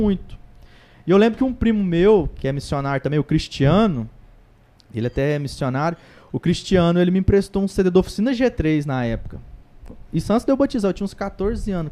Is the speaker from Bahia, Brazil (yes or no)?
no; Patrocínio, Minas Gerais, Brazil; lá em Patrocínio, minha cidade natal